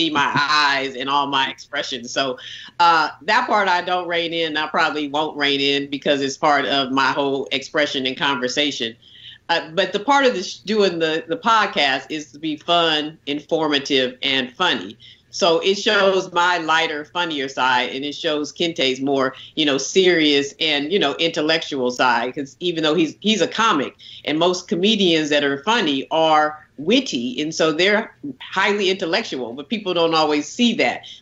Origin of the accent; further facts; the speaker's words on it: Oakland, California, United States; We grew up in Oakland when it was close to 50% African-American